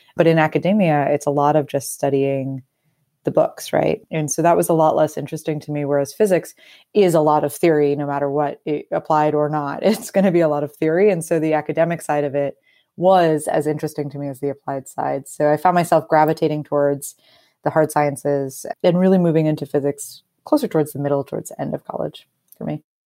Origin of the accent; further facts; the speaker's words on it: Northeast, United States; moved away as an adult; also born or lived in Brooklyn; used to the cold being from the Northeast